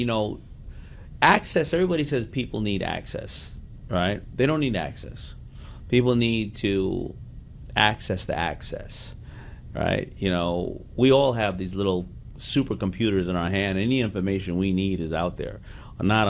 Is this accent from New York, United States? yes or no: yes; New York City, New York, United States; growing up in Hollis, Queens